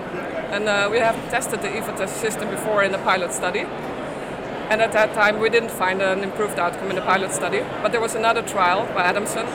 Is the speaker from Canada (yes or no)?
no; Austria; moved away as an adult; now in Netherlands; I'm from Austria originally, but I live in the Netherlands since a couple of years.